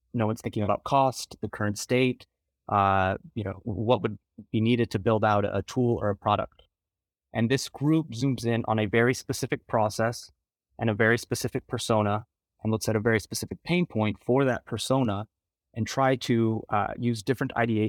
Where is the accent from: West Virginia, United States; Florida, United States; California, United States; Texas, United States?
Texas, United States; now in New York City, United States; I'm originally from the Rio Grande Valley, Texas, and currently based out of New York City.